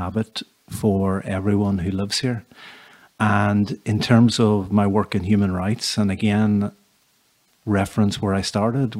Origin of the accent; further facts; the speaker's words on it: Derry, Northern Ireland, United Kingdom; I was born and brought up in Derry